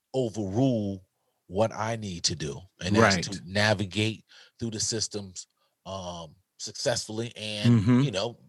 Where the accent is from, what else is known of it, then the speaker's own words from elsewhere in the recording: Newark, New Jersey, United States; You said we're from Newark. Yeah, you know, a lot of times, you know, we were like the only Blacks.